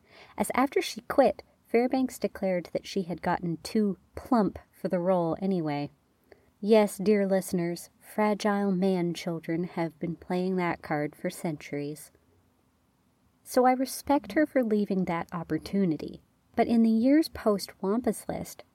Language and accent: English; Canada; I'm Canadian